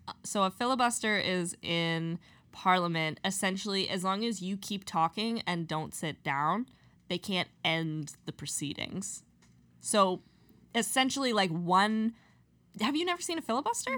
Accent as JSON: {"language": "English", "country": "Canada", "said": "as Canadians"}